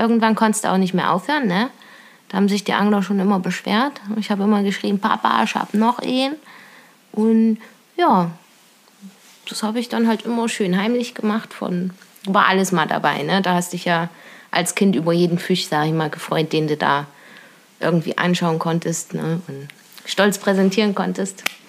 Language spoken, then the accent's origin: German; near the Auma reservoir, Thuringia, Germany; Ja, also ich komme aus Kochwitz, das ist bei Weiler. Aumatalsperre ist vielleicht für manchen ein Begriff. Und ja, da bin ich aufgewachsen.